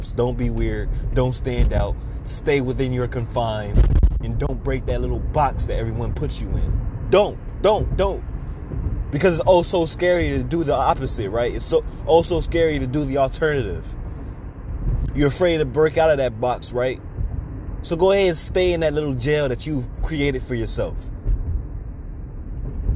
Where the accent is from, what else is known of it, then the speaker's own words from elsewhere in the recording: Chicago, Illinois, United States; my hometown, Chicago, Illinois